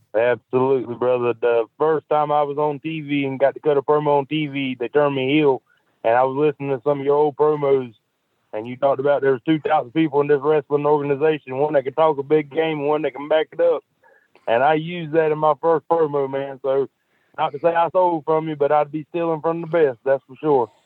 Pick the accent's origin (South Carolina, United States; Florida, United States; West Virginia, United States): South Carolina, United States; Uh, South Carolina. It's about thirty minutes from Myrtle Beach, South Carolina.